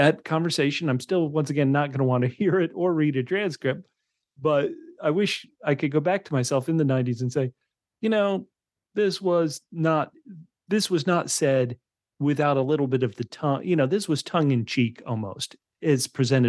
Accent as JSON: {"language": "English", "country": "United States", "tie": "born or raised there", "said": "I was raised in a country without a monarchy"}